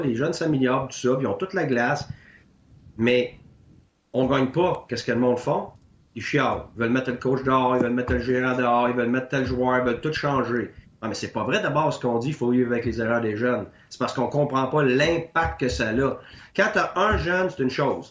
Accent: Quebec, Canada; moved away; Je suis parti du Québec pendant 10 ans.

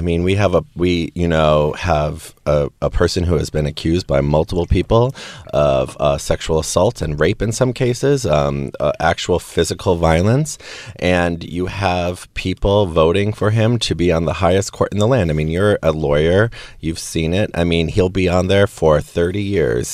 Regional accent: Wisconsin, United States; I grew up in Wisconsin

